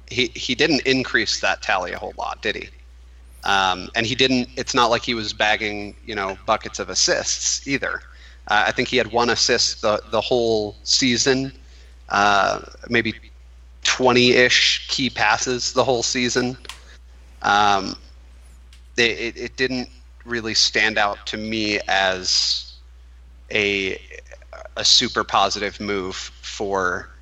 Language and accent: English; Minnesota, United States; now in Colorado Springs, United States; I know that when I was just moving out to Colorado Springs, I was very sad that I was losing my hometown team, Minnesota United.